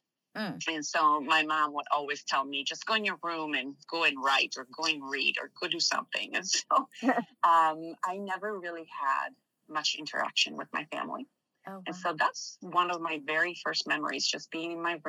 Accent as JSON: {"language": "English", "town": "Milan", "region": "Lombardy", "country": "Italy", "tie": "born or raised there", "also_born_or_lived": "Missouri", "moved": "as an adult", "said": "Growing up in Milan was very interesting compared to the rest of the places that I've visited."}